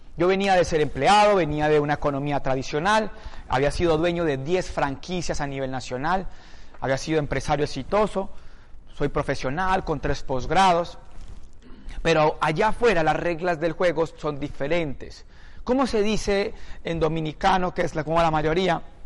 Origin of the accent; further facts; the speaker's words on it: Palmira, Valle del Cauca, Colombia; moved away; Yo soy de una ciudad de 300.000 habitantes. Un pueblo.